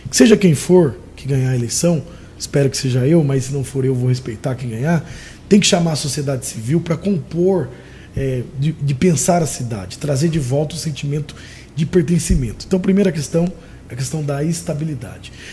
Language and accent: Portuguese; Sorocaba, São Paulo, Brazil; porque eu sou nascido e criado, moro em Sorocaba, amo minha cidade.